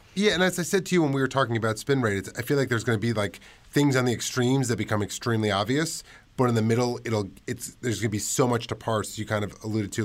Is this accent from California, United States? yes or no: no; New York City, New York, United States; I grew up in Washington Heights